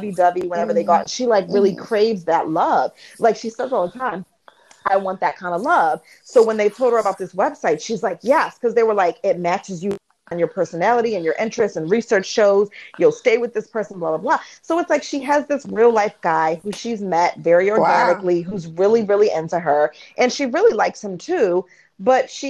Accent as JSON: {"language": "English", "area": "Baltimore, DC area", "region": "Maryland", "country": "United States", "tie": "born or raised there", "said": "Like Baltimore, DC area, it's where I'm from."}